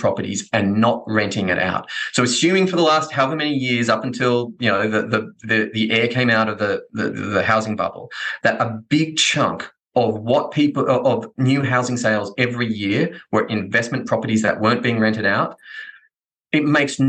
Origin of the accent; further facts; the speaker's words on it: Australia; I'm Australian.